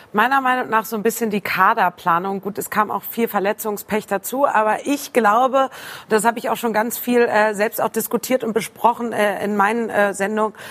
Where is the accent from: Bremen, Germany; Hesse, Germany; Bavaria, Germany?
Bremen, Germany; als gebürtige Bremerin